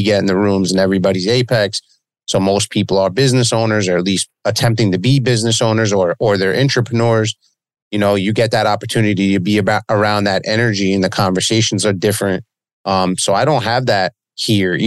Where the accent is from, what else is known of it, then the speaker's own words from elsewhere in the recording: Long Beach, New York, United States; I've been here all my life, man. I grew up by the beach down here in Long Beach